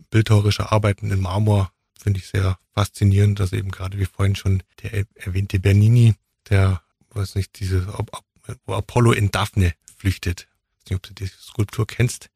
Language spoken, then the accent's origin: German; Mindelheim, Bavaria, Germany; also born or lived in Füssen; now in Ulm, Germany; geboren bin ich in Füssen und äh, hauptsächlich in Mindelheim aufgewachsen, bin jetzt seit 2003 in Ulm